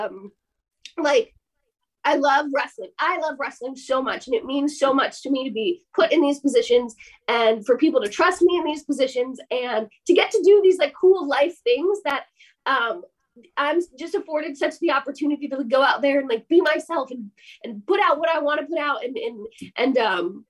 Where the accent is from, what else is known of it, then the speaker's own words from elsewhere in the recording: United States; as an American